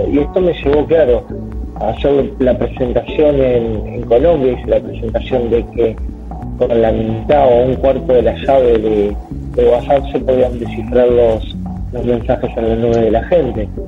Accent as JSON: {"language": "Spanish", "region": "Buenos Aires", "country": "Argentina", "said": "eh, yo soy de Argentina, Buenos Aires, y con mi hijo Andrés en este momento me encuentro en la ciudad de Paraná"}